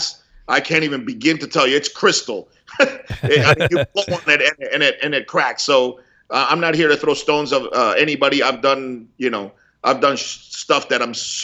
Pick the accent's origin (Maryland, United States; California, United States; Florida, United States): Florida, United States; Miami; also born or lived in Cuba; growing up in Miami in the 70s